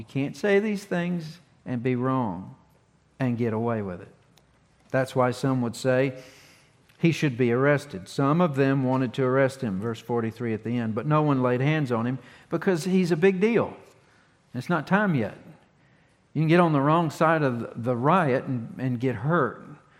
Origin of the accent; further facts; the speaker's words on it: North Carolina, United States; A lot of people would think that I'm from Virginia. I'm not. I'm from Carolina. I was born in Durham County General Hospital in 1978.